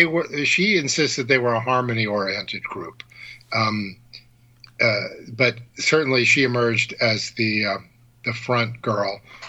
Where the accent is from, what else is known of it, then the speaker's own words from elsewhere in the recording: New York City, New York, United States; we're Queens boys